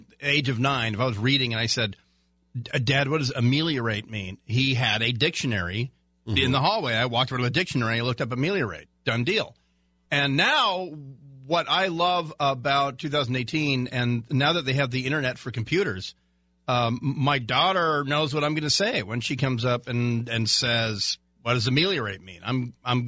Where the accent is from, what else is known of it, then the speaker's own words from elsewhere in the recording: Garden Grove, California, United States; I grew up in Garden Grove